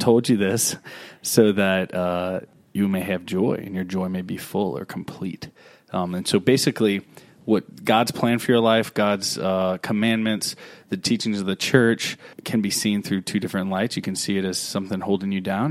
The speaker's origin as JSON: {"language": "English", "town": "Baton Rouge", "region": "Louisiana", "country": "United States", "tie": "born or raised there", "lives_now": "Vacherie, United States", "said": "Baton Rouge, my hometown"}